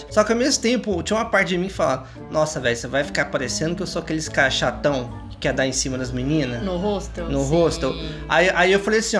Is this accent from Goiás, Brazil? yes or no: yes; Goiânia, Goiás, Brazil; Olha que eu sou de Goiânia, viu?